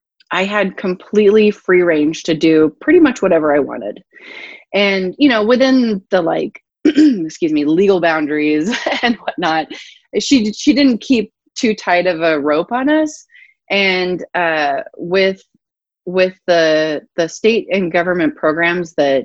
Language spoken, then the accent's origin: English; Johannesburg, Gauteng, South Africa; born or raised there; moved away as an adult; also born or lived in Durban, South Africa / Port Elizabeth, South Africa / Cape Town, South Africa / Northern California, United States; now in United States